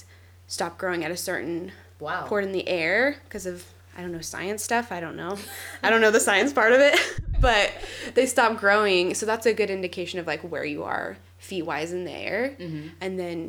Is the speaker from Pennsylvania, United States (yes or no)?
no; Kansas, United States; I'm from Kansas. In Kansas, there's nothing to hike.